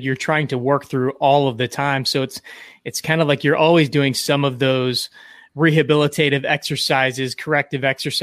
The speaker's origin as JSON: {"language": "English", "town": "St. Louis", "region": "Missouri", "country": "United States", "tie": "born or raised there", "also_born_or_lived": "Kansas City", "said": "born and raised in St. Louis"}